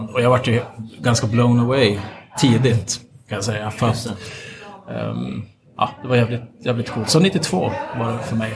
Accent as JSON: {"language": "Swedish", "town": "Piteå", "region": "Norrbotten County", "country": "Sweden", "also_born_or_lived": "Umeå", "said": "en stor skillnad här är att jag kommer kom ifrån Piteå."}